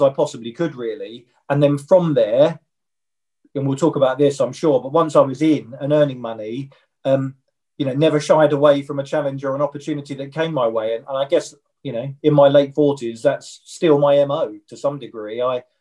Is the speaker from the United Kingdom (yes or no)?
yes; Kent, South East England, United Kingdom; We grew up in Kent